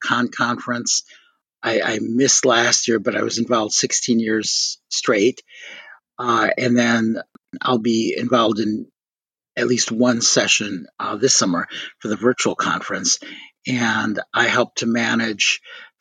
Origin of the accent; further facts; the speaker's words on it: Milwaukee, Wisconsin, United States; moved away as an adult; also born or lived in South Korea; now in Chicago, United States; I grew up in Milwaukee, but as I always like to say, I escaped.